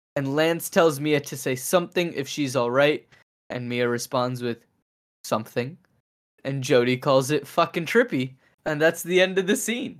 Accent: Louisville, Kentucky, United States; I grew up in Louisville

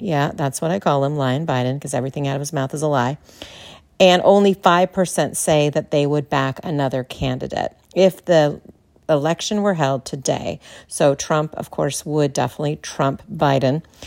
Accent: California, United States; moved away as an adult; now in Texas, United States; as a Californian, yeah, native Californian, now living in Texas

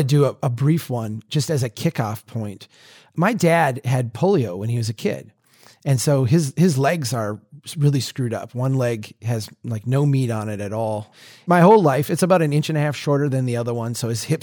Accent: Minnesota, United States; a Minnesotan

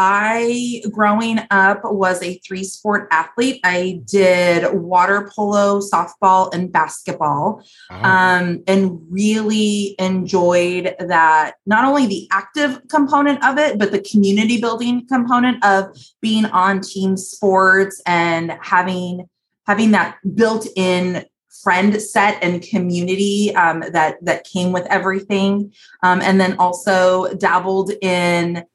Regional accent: Gilroy, California, United States; moved away as an adult; now in San Luis Obispo, United States; I was lucky enough to grow up just 2 short hours north of San Luis Obispo in Gilroy, California, the garlic capital of the world.

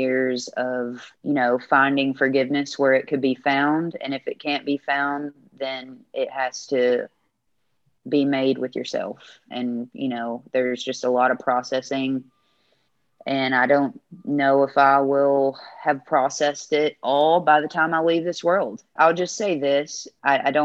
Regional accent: the South, United States; As a queer woman in the genre I am and from the South

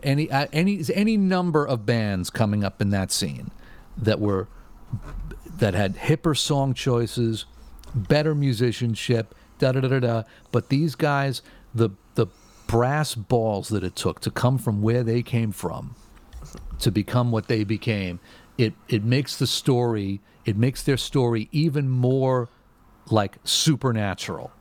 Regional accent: New York, United States; growing up in New York when you're when you when you live like an hour away from Radio City Music Hall

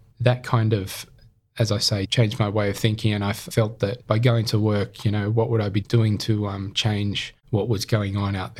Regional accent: Sydney, New South Wales, Australia; also born or lived in Camden, Australia; I was brought up in Sydney, so born in Camden and moved to Sydney at the age of 5, then went through schooling here and university

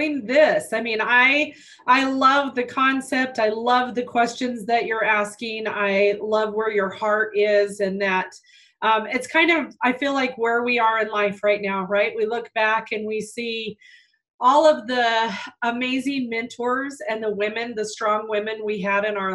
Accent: northern New Mexico, United States; I was born and raised in northern New Mexico on a farm

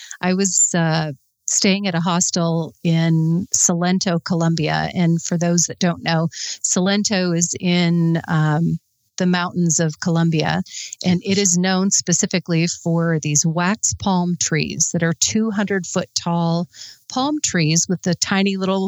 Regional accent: Sturgis, South Dakota, United States; I'm from Sturgis. So we were born 12 miles apart, both South Dakota girls

